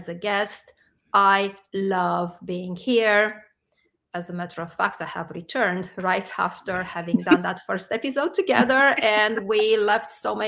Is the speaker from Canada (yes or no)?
no; Romania; moved away as an adult; now in United States; I am originally from Romania. I grew up in Romania and only came to the United States much later